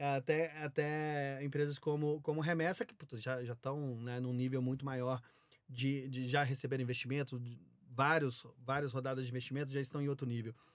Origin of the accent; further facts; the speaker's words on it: Minas Gerais, Brazil; moved away; also born or lived in Belo Horizonte / São Paulo; Sou mineiro, né? Então, ah, comecei em BH